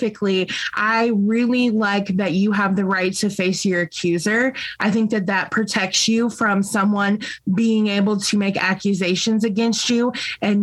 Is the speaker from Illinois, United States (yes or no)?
yes; Bloomington, Illinois, United States; I was born right here in Bloomington Normal, and I attended Normal Community West High School